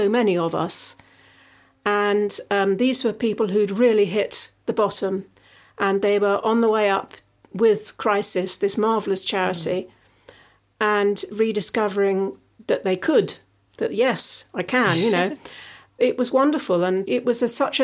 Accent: Surrey, South East England, United Kingdom; accent: Surrey; my Surrey accent

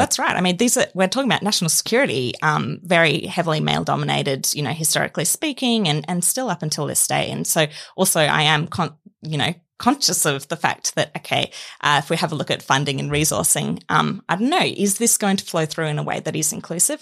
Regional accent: Queensland, Australia; I'm from Queensland

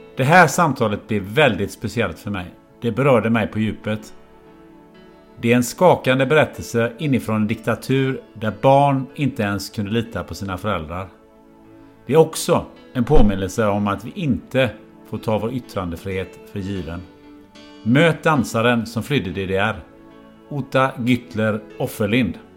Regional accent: Sweden; jag är ju född i Sverige

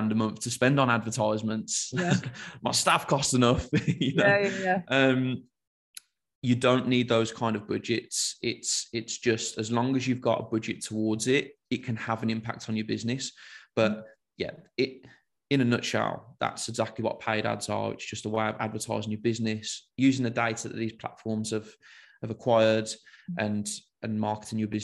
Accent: Birmingham, West Midlands, United Kingdom; accent: Brummie; I'm from Birmingham. I guess a typical Brummie

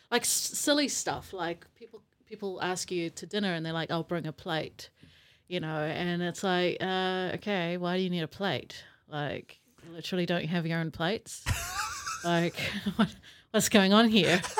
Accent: Auckland, New Zealand; also born or lived in South Africa; So, yeah, moved to New Zealand when I was 10 with my family. Um, moved to Auckland, um, which was an experience.

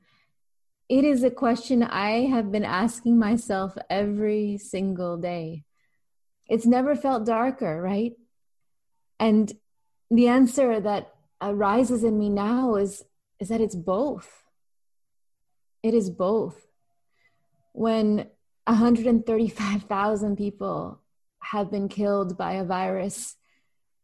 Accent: California, United States; I was growing up in California

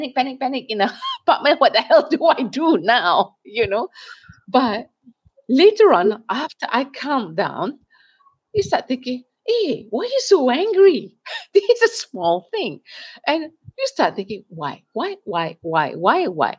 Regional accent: Malaysia; As a Malaysian

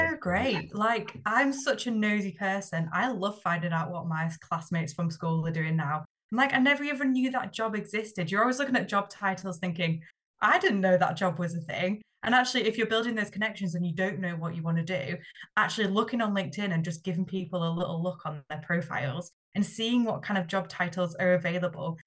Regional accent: Yorkshire and the Humber, United Kingdom; I'm from Yorkshire

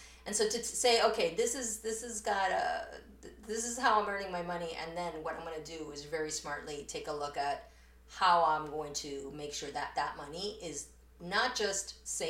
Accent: New York, United States; born there; English is a second language; I would say like I was born in New York and I learned English in New York, and I have most of my family immigrated to New York when I first did.

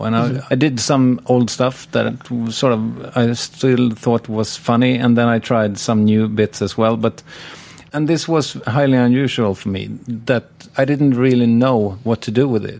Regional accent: Sweden

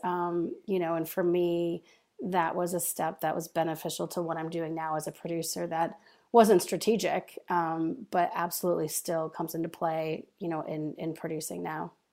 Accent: Dearborn, Michigan, United States; moved away as an adult; also born or lived in North Carolina / Los Angeles; I grew up just outside of Detroit and Dearborn

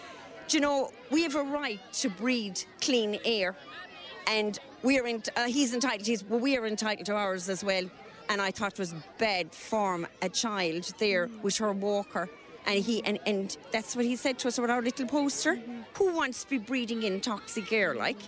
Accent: Limerick, Munster, Ireland; I'm …. I'm from Raheen here in Limerick, and we came over for the parade today.

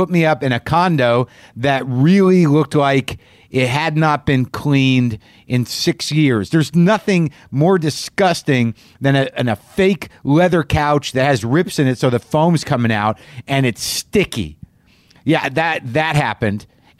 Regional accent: New Mexico, United States; moved away; I grew up next door in New Mexico.

